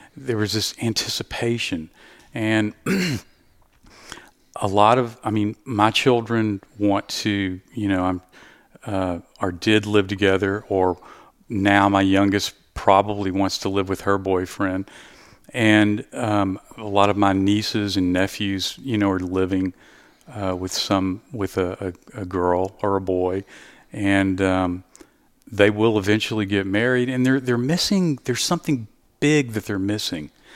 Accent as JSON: {"language": "English", "region": "Southeast Texas", "country": "United States", "said": "I'm from Southeast Texas"}